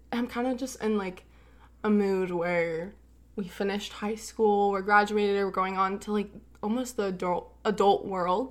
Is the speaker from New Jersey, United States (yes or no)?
no; California, United States; born or raised there; also born or lived in Fort Worth, Texas